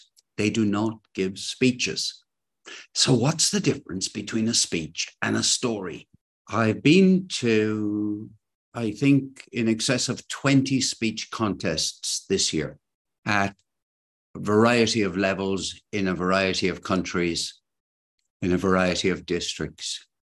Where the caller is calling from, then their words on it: Cork, Munster, Ireland; I'm speaking today from Cork, and there are two storytelling organizations in Cork.